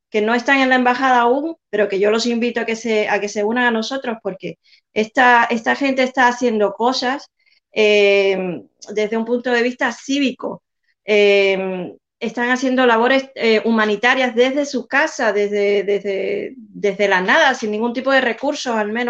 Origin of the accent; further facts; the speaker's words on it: Cuba; somos nosotros los cubanos, cubanos con cubanos, cubanos, cubanos que estamos fuera, pero que, estamos dentro también